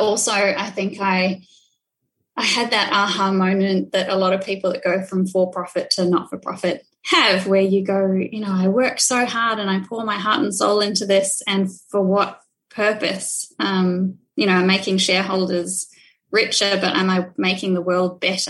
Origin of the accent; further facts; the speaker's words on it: New Zealand; also born or lived in Dunedin, New Zealand; I grew up in New Zealand, born and bred